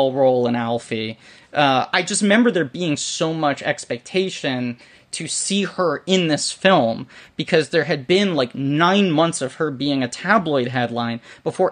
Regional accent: New York City, New York, United States; I grew up in New York City.

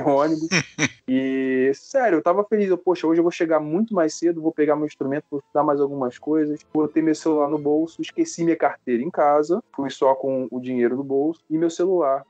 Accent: Rio de Janeiro, Brazil; also born or lived in Itaguaí; sou do Rio

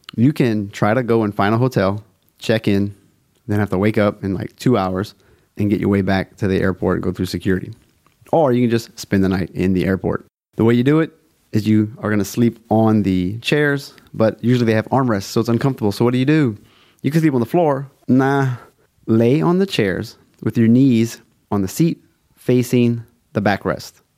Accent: South Louisiana, United States

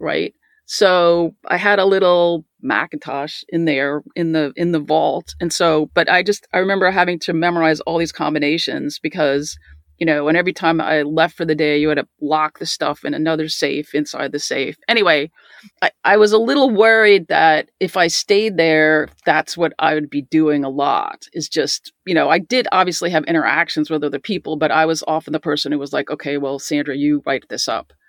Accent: Garden City, New York, United States; I grew up in Garden City, Nassau County

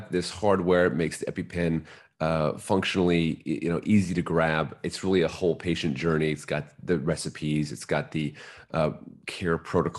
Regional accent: Baltimore, Maryland, United States; coming from Baltimore

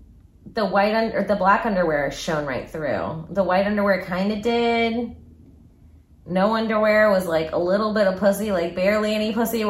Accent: Palm Bay, Florida, United States; I'm from Palm Bay, Florida.

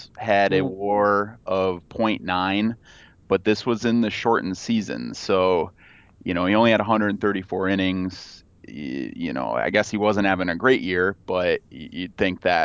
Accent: Royal Oak, Michigan, United States; I grew up just outside of Detroit in Royal Oak

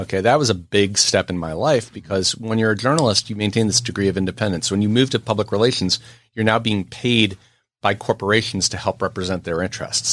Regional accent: New York City, New York, United States; being born and raised in New York City

